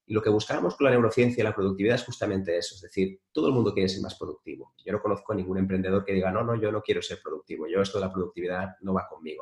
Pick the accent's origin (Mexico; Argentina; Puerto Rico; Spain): Spain; en mi país, en España